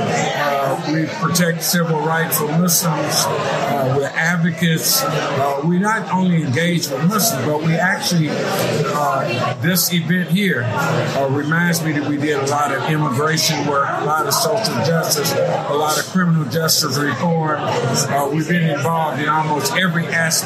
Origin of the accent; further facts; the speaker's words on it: Gary, Indiana, United States; moved away as an adult; also born or lived in Dallas, Texas; now in Houston, United States; Born and raised in Gary, Indiana.